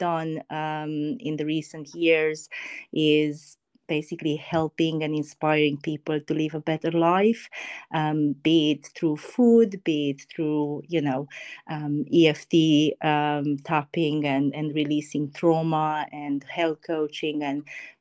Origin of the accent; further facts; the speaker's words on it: Romania; moved away as an adult; now in United Kingdom; I'm originally from Romania, actually. Been living in the UK for about 7 years now.